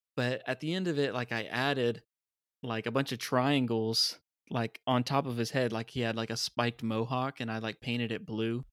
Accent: United States; as a kid, being an American

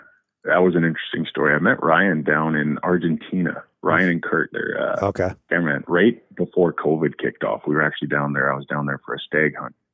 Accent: Canada; We never stopped in the U.S. because I'm from Canada

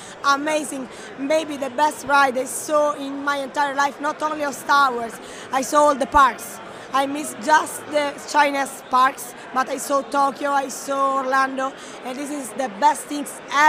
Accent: Rome, Lazio, Italy; I'm from Roma. Roma, the capital city.

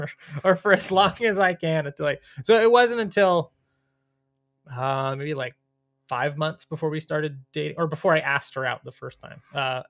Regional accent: Tampa, Florida, United States; I'm from Tampa.

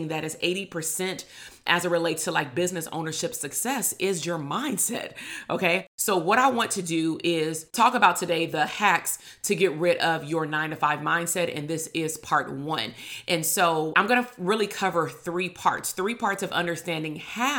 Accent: Compton, California, United States; also born or lived in Long Beach, California; I grew up in Compton, California

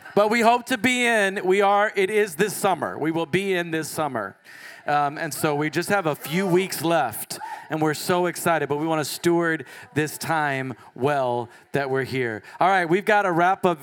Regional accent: Texas, United States; I grew up in Texas all my life

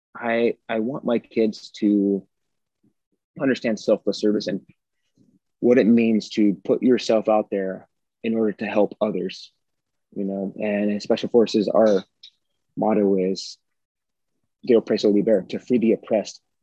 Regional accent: United States; I grew up here in the United States of America

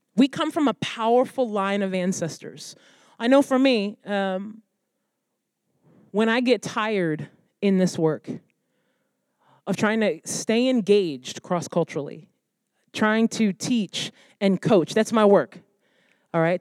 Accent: United States; my heritage and my come from being Black American

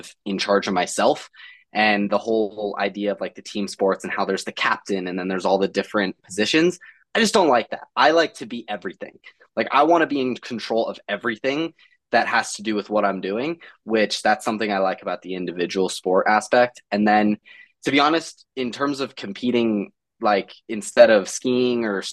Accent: Littleton, Colorado, United States; I'm from Littleton, Colorado

